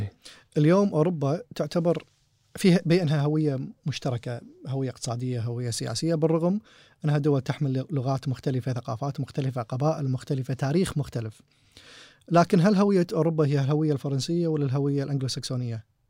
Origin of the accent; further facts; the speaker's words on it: Kuwait; احنا كويتيين